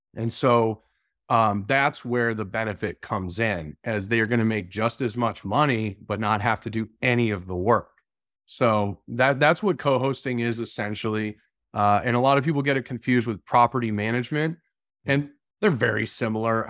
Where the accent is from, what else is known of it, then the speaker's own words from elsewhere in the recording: Massachusetts, United States; I grew up in Massachusetts.